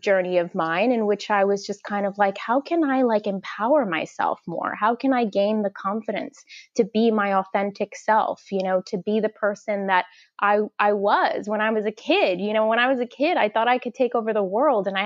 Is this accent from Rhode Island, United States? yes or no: no; New York City, New York, United States; I was actually born and raised in the projects in Gravesend, Brooklyn, which is near to Coney Island